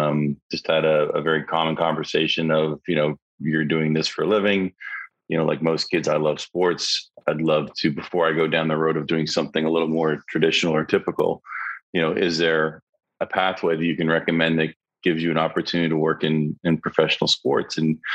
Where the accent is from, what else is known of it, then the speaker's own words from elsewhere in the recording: Toronto, Ontario, Canada; moved away as an adult; now in United States; growing up in Canada